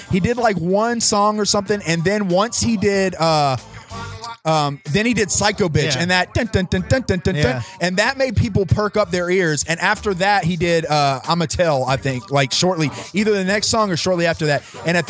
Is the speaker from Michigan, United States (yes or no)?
no; Columbus, Ohio, United States; When he started performing here in my hometown of Columbus.